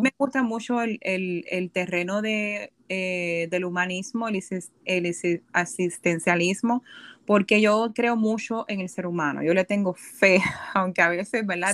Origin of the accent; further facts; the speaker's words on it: Puerto Rico; moved away as an adult; also born or lived in Boston, Massachusetts; now in New York, United States; yo nací y me crié en Puerto Rico